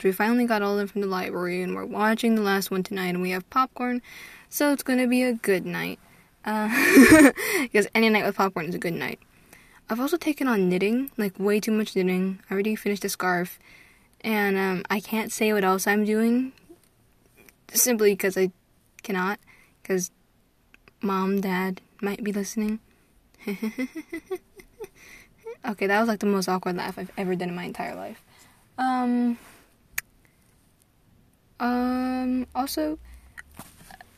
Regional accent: United States; I'm an American sorceress

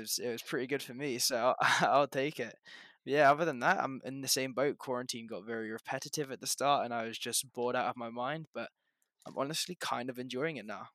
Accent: England, United Kingdom; now in Canada; I'm originally from England, I now live in Canada, but big up the G U one four still

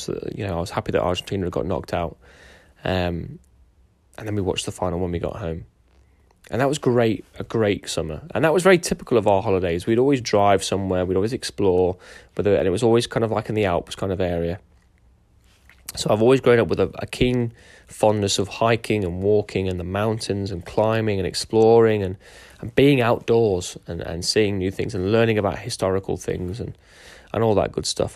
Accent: Derby, East Midlands, United Kingdom; also born or lived in Lincoln / Hilton, Derbyshire; after I was born in Lincoln, we moved to Derby. Uh, and that was where m-, most of my young childhood was

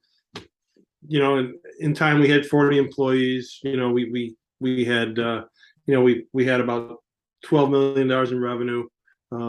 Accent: Chicago, Illinois, United States; moved away; I grew up in Chicago

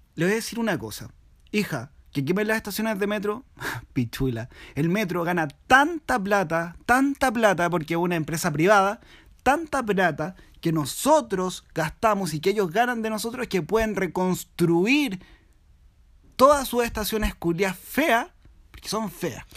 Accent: Chile; como pueblo chileno

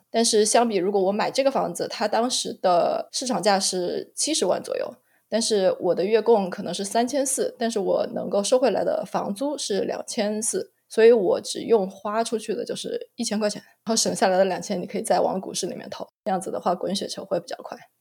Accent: Wuhan, Hubei, China; moved away as an adult; also born or lived in Beijing; now in Phoenix, United States; 我是在农村出生的，然后，啊，在农村长大的

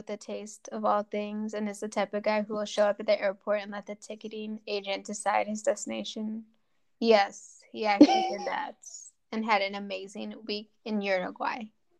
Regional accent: Minnesota, United States; I'm also from Minnesota because I forgot that it did happen in Minnesota.

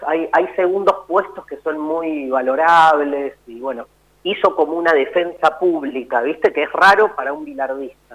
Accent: Buenos Aires, Argentina; yo soy un porteño

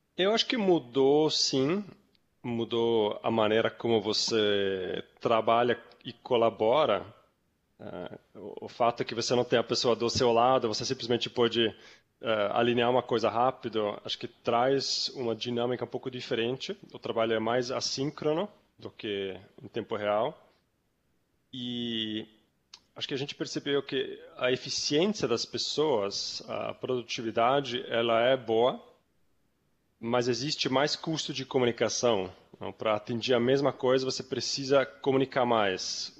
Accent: Zurich, Switzerland; moved away as an adult; also born or lived in New York, United States; now in Brazil; Eu, eu sou suíço, eu sou de Zurique. Eu ah, morei ah, até 20 anos morei lá na Suíça

